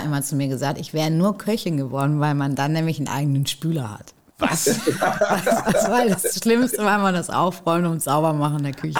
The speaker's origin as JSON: {"language": "German", "region": "North Rhine-Westphalia", "country": "Germany", "tie": "born or raised there", "moved": "yes", "lives_now": "Hamburg, Germany", "said": "ich bin ja auch in, in NRW groß geworden"}